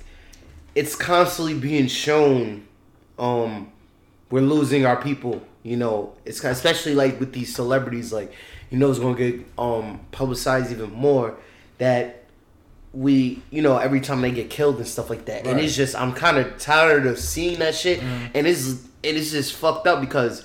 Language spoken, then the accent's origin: English; Long Island, New York, United States; we came to Long Island when we was young. But we came here young. So, nigga, we from Long Island